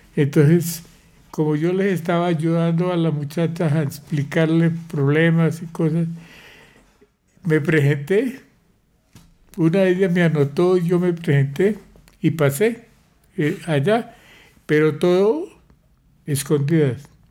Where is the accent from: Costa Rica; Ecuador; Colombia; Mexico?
Colombia; Pamplona, Norte de Santander; moved away as an adult; also born or lived in Bucaramanga / Bogotá / Sweden; Nací en Pamplona, norte de Santander, el 20 de septiembre de 1935